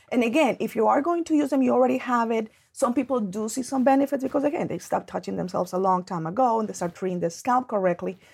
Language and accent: English; Colombia; moved away; I grew up in Colombia, and that's actually how I was raised